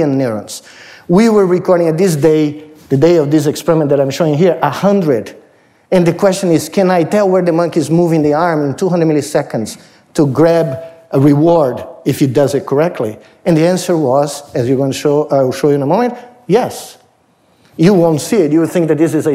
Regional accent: Brazil; moved away as an adult; now in United States; when I was in high school, growing up in Brazil.

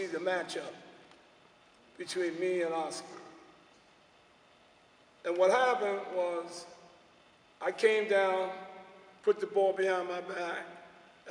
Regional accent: New York City, New York, United States; I'm from Harlem.

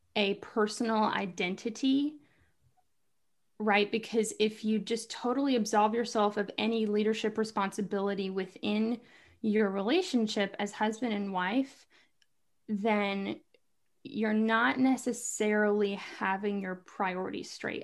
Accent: Kentucky, United States; moved away as an adult; now in North Carolina, United States; I live in North Carolina, but I'm from Kentucky.

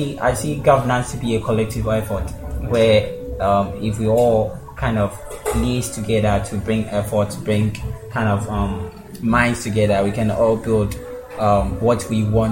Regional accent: Ada Foah, Greater Accra, Ghana; I come from Adafo. From the Greater Accra region.

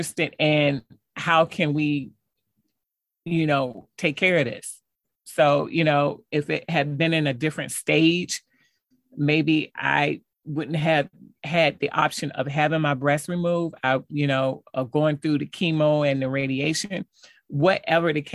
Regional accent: Hampton, Virginia, United States; moved away; my family back at home, because I'm from Hampton, Virginia

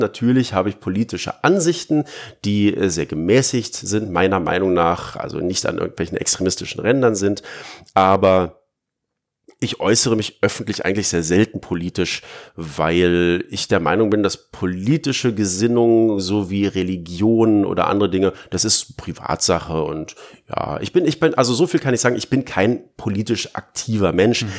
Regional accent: Berlin, Germany; ich bin halt Berliner

